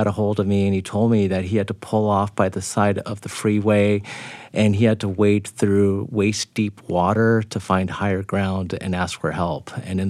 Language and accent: English; Houston, Texas, United States; moved away; I grew up in Houston, which has a lot of hurricanes.